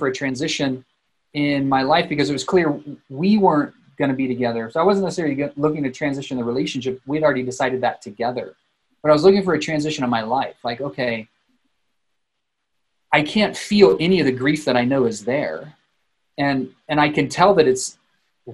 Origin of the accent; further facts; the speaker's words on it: South Texas, United States; moved away as an adult; also born or lived in Denver, Colorado; now in Boulder, United States; I was born in South Texas